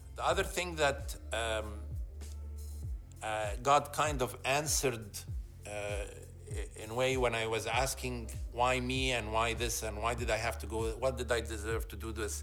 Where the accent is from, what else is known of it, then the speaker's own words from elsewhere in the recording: Egypt; moved away as an adult; also born or lived in Alexandria, Egypt / Cairo, Egypt; now in Toronto, Canada; I was born and raised in Egypt